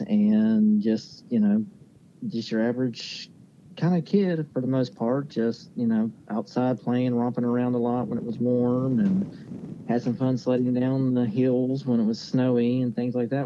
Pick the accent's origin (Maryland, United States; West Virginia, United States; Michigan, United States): West Virginia, United States; Lesage; I grew up uh, here in Lesage, so, you know, pretty local little spot right outside of Huntington along Route 2